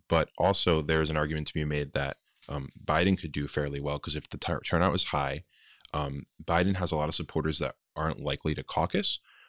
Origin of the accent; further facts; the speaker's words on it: Rhode Island, United States; I'm from Rhode Island.